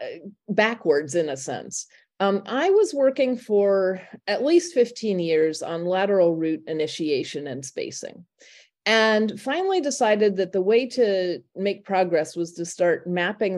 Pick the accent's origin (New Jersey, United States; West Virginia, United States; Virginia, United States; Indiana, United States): Indiana, United States; moved away as an adult; also born or lived in Berkeley, California; now in Oberlin, United States; I grew up in Indiana, attended Indiana University